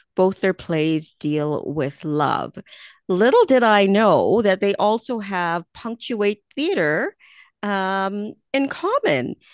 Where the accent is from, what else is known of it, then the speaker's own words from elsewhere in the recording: Canada; also born or lived in Jamaica; speaking as a Jamaican born, Canadian raised person